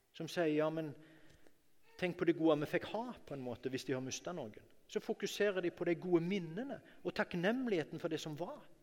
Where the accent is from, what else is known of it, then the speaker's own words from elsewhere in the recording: Norway; jeg ble født i Norge